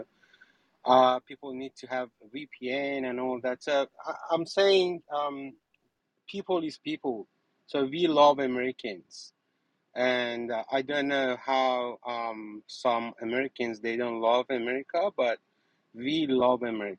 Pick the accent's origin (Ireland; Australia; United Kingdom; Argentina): Australia; English is a second language; also born or lived in Iran; I'm from Australia, but I born in Iran.